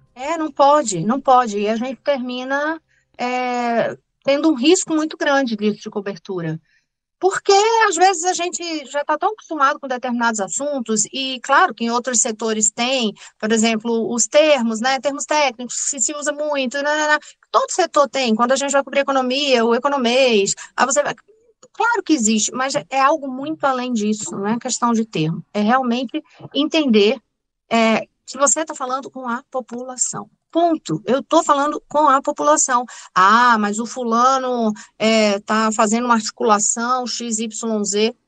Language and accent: Portuguese; Recife, Pernambuco, Brazil; moved away as an adult; now in Brasília, Brazil; Eu sou natural do Recife, torcedora do Náutico